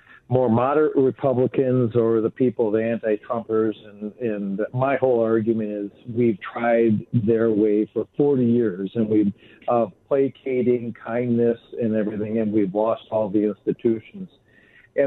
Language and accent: English; Wisconsin, United States; I grew up a boy in Wisconsin, spending my mornings riding my horse through the woods